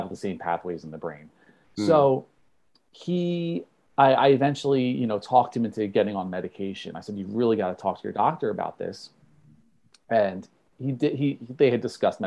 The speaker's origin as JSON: {"language": "English", "region": "New Jersey", "country": "United States", "said": "I'm from New Jersey"}